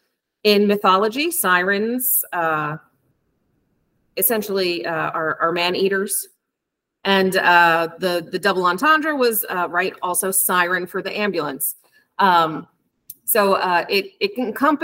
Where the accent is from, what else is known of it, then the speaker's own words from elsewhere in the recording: New Jersey, United States; moved away as an adult; now in New York, United States; So I'm originally from New Jersey.